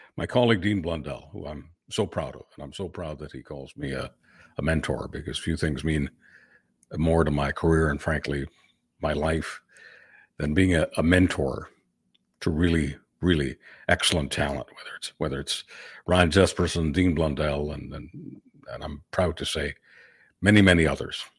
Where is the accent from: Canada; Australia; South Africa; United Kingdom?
Canada; as a Canadian